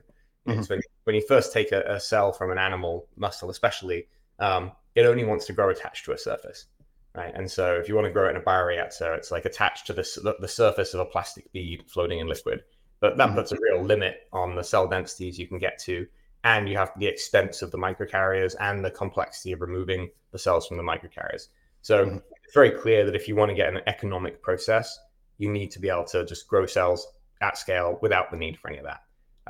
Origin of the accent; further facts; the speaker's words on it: England, United Kingdom; moved away as an adult; now in United States; I am English. Started my first company in the UK.